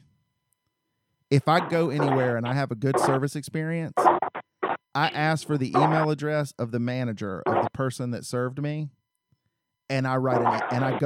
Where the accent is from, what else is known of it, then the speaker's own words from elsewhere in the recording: the South, United States; I grew up in the South